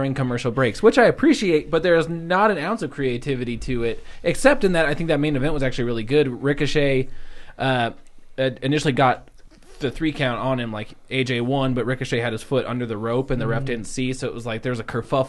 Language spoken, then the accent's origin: English; Gainesville, Georgia, United States; Hey, I'm from Gainesville, Georgia.